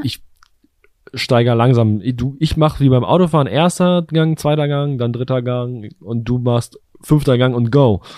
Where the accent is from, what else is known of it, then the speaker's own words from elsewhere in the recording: Bielefeld, North Rhine-Westphalia, Germany; meine Heimatstadt Bielefeld